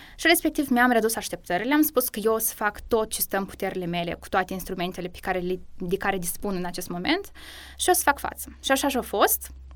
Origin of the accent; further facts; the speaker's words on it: Moldova; moved away as an adult; now in Cluj-Napoca, Romania; eu sunt prima din Republica Moldova